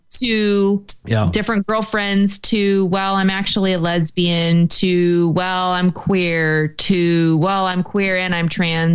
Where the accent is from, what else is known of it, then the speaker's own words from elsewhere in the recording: United States; I'm still white. And so that I have against me. I am American